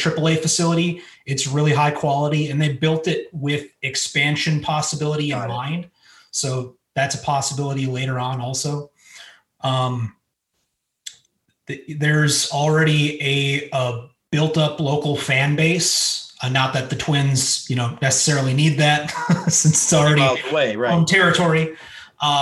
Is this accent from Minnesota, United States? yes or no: yes; Minnesota, United States; as a Minnesotan